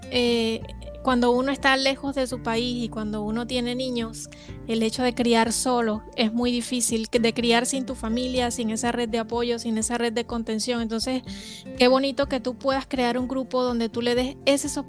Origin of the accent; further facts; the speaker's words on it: Venezuela; moved away as an adult; now in Mexico; Eh, soy venezolana, radico en México ya desde hace 14 años.